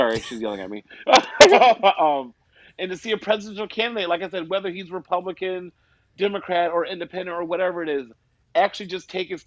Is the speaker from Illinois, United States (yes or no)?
no; Arizona, United States; I was known as the mute kid when I was growing up in Arizona.